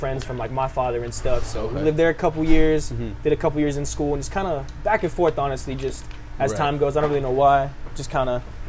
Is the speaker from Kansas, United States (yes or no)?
no; Fort White, Florida, United States; moved away; the actual town is called Fort White. It's like a little real small country.